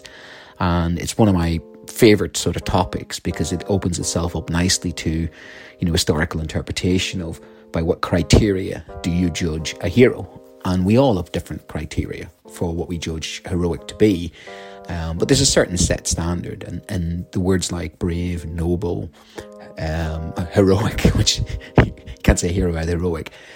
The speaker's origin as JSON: {"language": "English", "country": "Ireland", "said": "as a Celt, I grew up on the Celtic mythology of the hero of Cuchulainn. My primary school was dominated by that."}